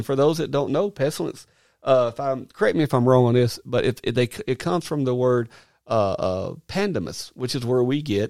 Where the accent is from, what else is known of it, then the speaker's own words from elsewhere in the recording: South Carolina, United States; accent: Arkansas; also born or lived in Arkansas; Sorry for the Arkansas accent, even though I'm from South Carolina by way of Arkansas.